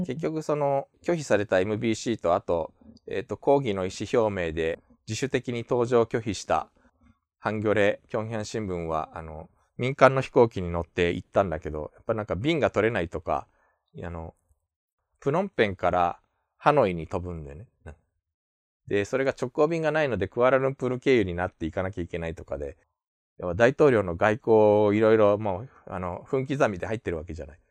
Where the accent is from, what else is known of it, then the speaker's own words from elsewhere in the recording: Japan; also born or lived in South Korea; 日本生まれ、えー、9月に韓国から帰ってきました、日本人